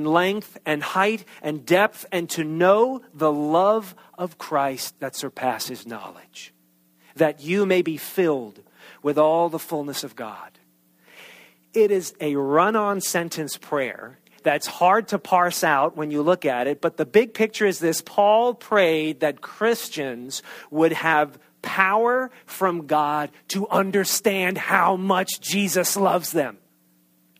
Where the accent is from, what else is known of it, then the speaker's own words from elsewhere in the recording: New York, United States; accent: New York; moved away as an adult; that thick New York accent. And I have not lived in New York since I was 18 years old.